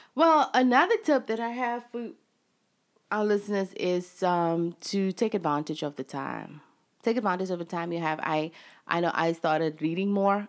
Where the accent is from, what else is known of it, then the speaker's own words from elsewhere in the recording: South Africa; moved away as an adult; now in United States; I'm actually South African. um, from South Africa